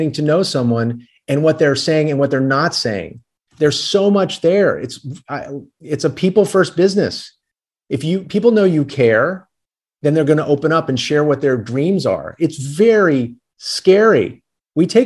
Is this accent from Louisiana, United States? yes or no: yes; New Orleans, Louisiana, United States; I'm from New Orleans